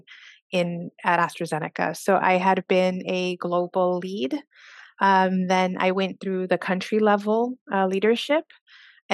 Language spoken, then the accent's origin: English; Socorro, Texas, United States; I am originally from Socorro, Texas. That is a very rural community outside El Paso, Texas.